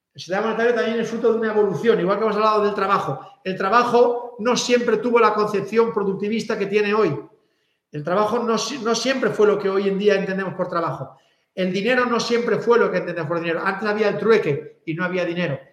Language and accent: Spanish; Catalonia, Spain; soy catalán